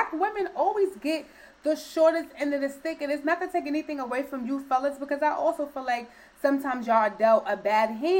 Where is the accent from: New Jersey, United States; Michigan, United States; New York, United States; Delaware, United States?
New York, United States; New York City; I am a New Yorker